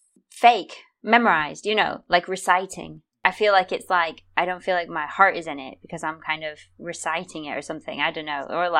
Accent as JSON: {"language": "English", "country": "United States", "said": "I'm American"}